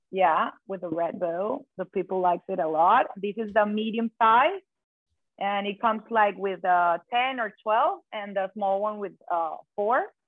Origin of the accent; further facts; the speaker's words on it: Caracas, Capital District, Venezuela; moved away as an adult; also born or lived in Spain; now in Key Biscayne, United States; I'm born and raised in Caracas, Venezuela.